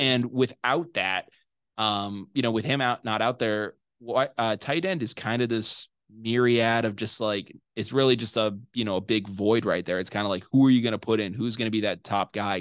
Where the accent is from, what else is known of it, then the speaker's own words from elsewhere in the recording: Massachusetts, United States; I'm from Massachusetts